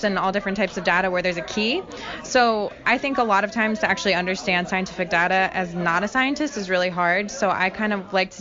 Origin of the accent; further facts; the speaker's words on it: Fort Lauderdale, Florida, United States; I am a visual artist from South Florida. I grew up in Fort Lauderdale